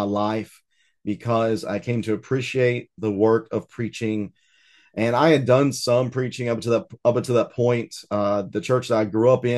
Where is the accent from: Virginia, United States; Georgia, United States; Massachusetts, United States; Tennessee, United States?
Tennessee, United States; East; also born or lived in Riverside, California / Arkansas; I might be born in Southern California, but I've been raised in East Tennessee and lived here